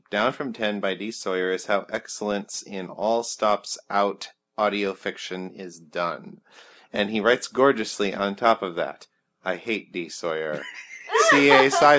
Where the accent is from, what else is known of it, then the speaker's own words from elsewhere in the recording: Austria; English is a second language; … from Austria.